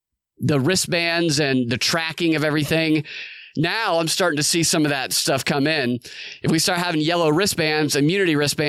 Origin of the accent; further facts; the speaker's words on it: Snellville, Georgia, United States; I'm from Snellville, which is right next to Loganville.